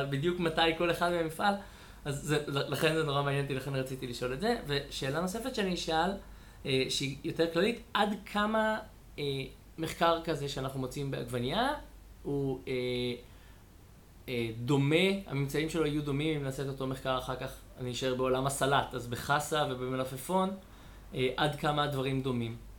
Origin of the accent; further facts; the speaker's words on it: Israel; אני שגדלתי במושב